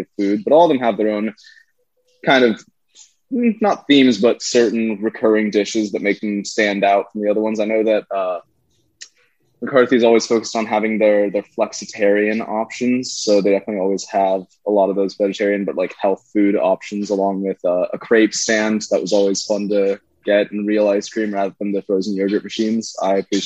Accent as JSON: {"language": "English", "town": "Kansas City", "country": "United States", "moved": "yes", "lives_now": "Los Angeles, United States", "said": "I'm a junior studying biomedical engineering, and I'm from Kansas City"}